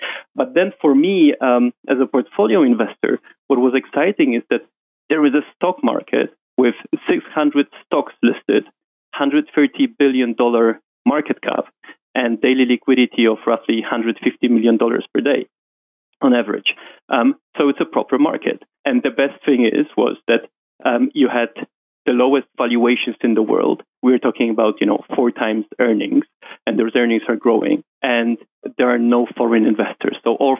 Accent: Warsaw, Masovian Voivodeship, Poland; moved away as an adult; now in London, United Kingdom; Oh, no. … is a typical Polish name. So I'm from Poland, raised in Warsaw, moved to London when I got my first job in JP Morgan, and I've been there ever since.

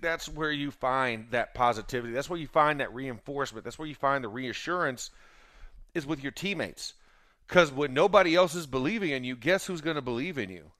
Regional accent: Florida, United States; I'm a Southern boy. I'm from Florida. My family's from Georgia

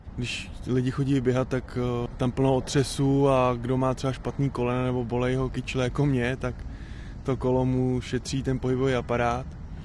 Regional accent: Šumava, Czechia; u nás doma na Šumavě

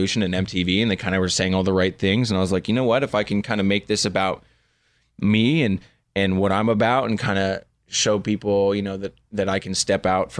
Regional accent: Malibu, California, United States; I grew up in Malibu

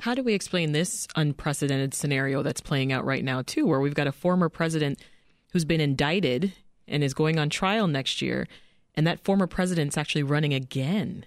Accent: Canada; moved away as an adult; now in United States; I'm Canadian

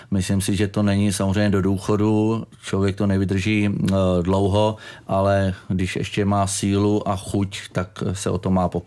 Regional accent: Hořice, Hradec Králové Region, Czechia; born or raised there

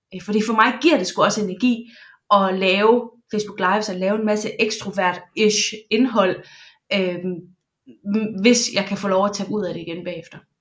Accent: Jutland, Denmark; Jeg er jyde

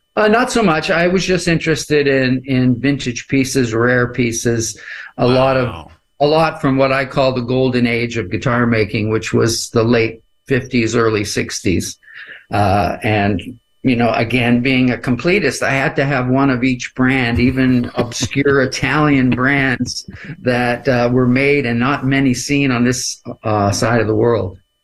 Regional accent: Canada; I'm a Canadian

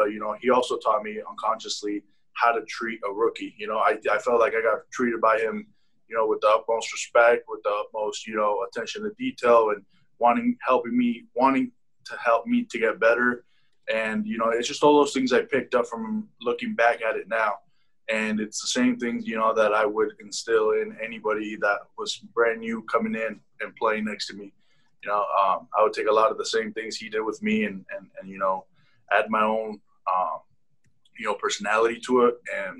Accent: Las Vegas, Nevada, United States; We're both from Las Vegas, Nevada, really good friends.

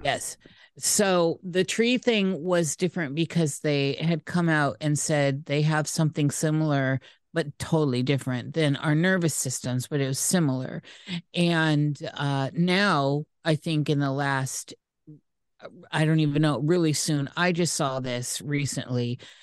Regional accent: Iowa, United States; moved away; I'm from Iowa, the corn state

